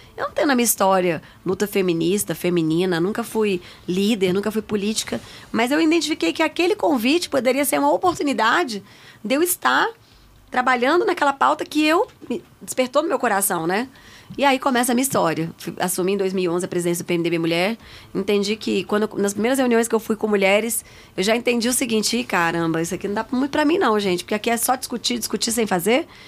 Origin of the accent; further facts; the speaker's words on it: Brasília, Federal District, Brazil; Nasci em Brasília. Sou filha de nordestinos, meus pais